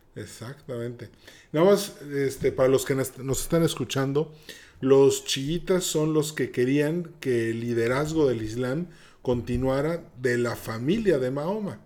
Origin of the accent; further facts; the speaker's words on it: Yucatán, Mexico; soy yucateco